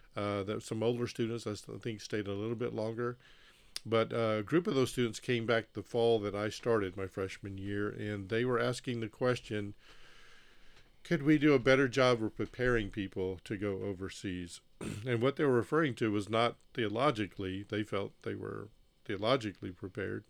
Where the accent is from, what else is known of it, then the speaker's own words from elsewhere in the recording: Mississippi, United States; also born or lived in Texas / Haiti; I originate from Mississippi.